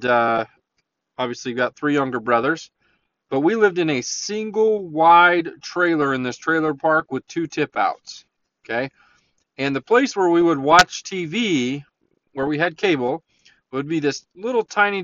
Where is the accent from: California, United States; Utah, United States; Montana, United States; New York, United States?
Utah, United States; La Verkin; I grew up in Leverkin